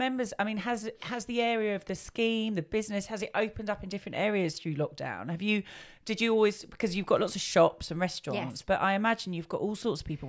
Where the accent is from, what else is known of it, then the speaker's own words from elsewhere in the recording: Tunbridge Wells, South East England, United Kingdom; I mean, I was born in Tunbridge Wells, been here my whole life